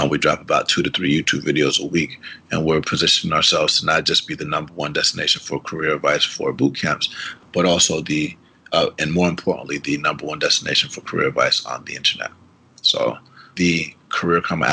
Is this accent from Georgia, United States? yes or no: yes; Atlanta, Georgia, United States; first language Spanish; English is a second language; growing up in Atlanta